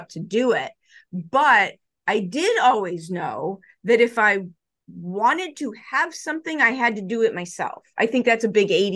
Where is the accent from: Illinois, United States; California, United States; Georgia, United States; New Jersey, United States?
Illinois, United States; Chicago; I grew up in Chicago